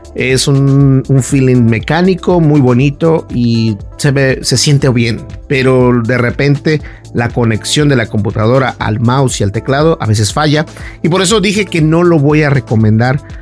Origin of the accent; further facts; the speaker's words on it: Mexico; los mexicanos sabemos lo que es una cajeta